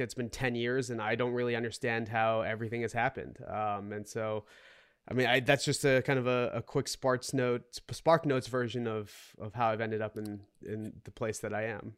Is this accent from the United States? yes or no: yes; Boston, Massachusetts, United States; also born or lived in Seoul, South Korea; now in New York City, United States; I grew up in the Boston area